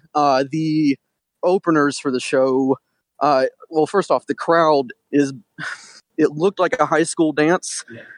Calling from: Detroit, Michigan, United States; This is …. I'm from Detroit.

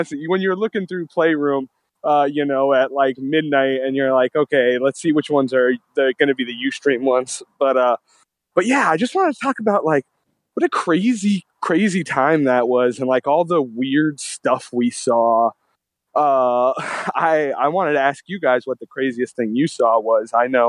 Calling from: Gig Harbor, Washington, United States; This is … calling from Gig Harbor.

